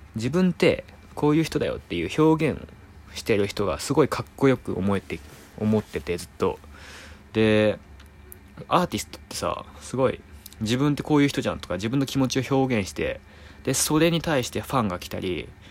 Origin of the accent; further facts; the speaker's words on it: Naruto, Tokushima, Japan; 徳島県鳴門市出身です